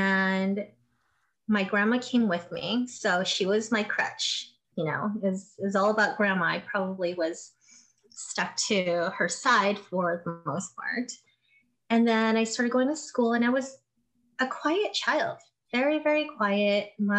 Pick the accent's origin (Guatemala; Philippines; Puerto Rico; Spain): Philippines; being a Filipino and growing up in the Philippines, a lot of people would sleep on floors.